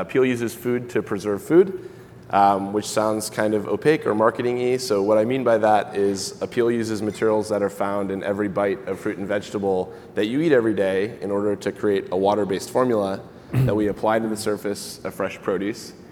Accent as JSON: {"language": "English", "region": "Michigan", "country": "United States", "tie": "born or raised there", "also_born_or_lived": "Santa Barbara", "moved": "as an adult", "said": "I grew up in Michigan, not super high in fruits and veg"}